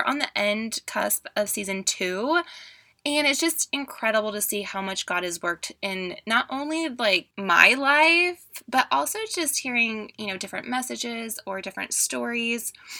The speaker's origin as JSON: {"language": "English", "region": "California", "country": "United States", "also_born_or_lived": "Seattle", "lives_now": "Oregon, United States", "said": "Like, I came from California, moving from California to Seattle and then now to Oregon, and I just still miss those sunny SoCal days."}